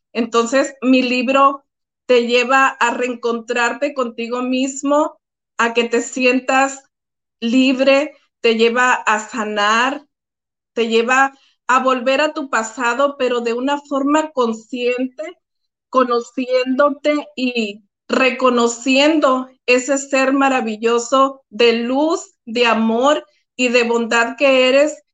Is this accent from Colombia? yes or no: no; Álamos, Sonora, Mexico; Yo soy originaria de Álamo, Sonora, México, mi pueblo querido, maravilloso.